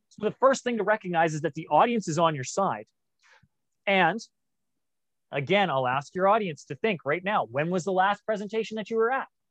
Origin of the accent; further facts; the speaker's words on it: Canada; growing up in Canada